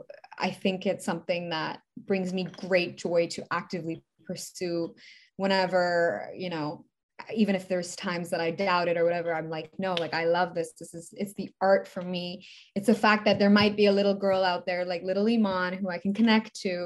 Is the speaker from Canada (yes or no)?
yes; Canada; also born or lived in Middle East; Well, I'm Canadian. I was born with I'm Canadian. My mom's Canadian.